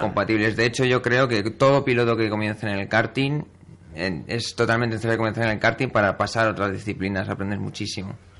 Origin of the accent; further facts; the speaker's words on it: Community of Madrid, Spain; como madrileño y como piloto de la zona centro